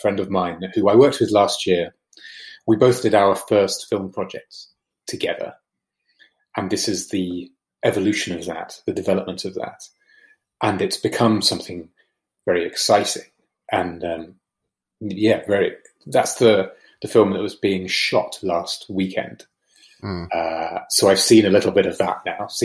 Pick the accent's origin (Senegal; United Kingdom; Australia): United Kingdom; as Brits, we look towards America